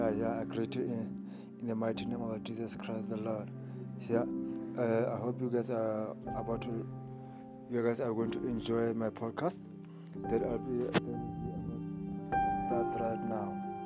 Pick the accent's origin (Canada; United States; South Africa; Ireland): South Africa; Batlharos, Kuruman, Northern Cape; This is your boy … from Hamatlaro, Kuruman. This is where I belong. Batharos is my hometown.